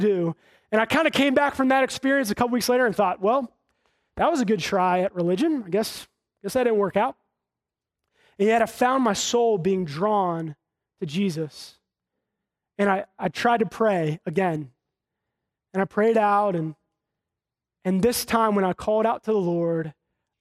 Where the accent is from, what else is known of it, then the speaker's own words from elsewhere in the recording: Charlotte, North Carolina, United States; growing up in Charlotte, kind of having the knowledge of God and having gone to church